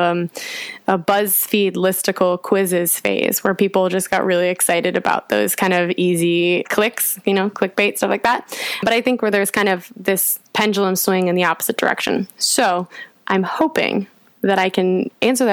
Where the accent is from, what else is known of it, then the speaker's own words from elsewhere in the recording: United States; moved away as an adult; now in London, United Kingdom; being an American in London